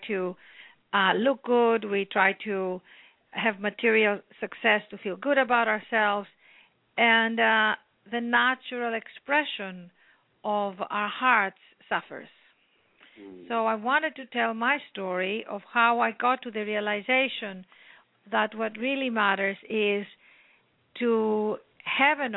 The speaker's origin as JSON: {"language": "English", "town": "Athens", "region": "Attica", "country": "Greece", "tie": "born or raised there", "also_born_or_lived": "London", "moved": "as an adult", "said": "I came from Athens, Greece, born and raised there by an incredible mother and father"}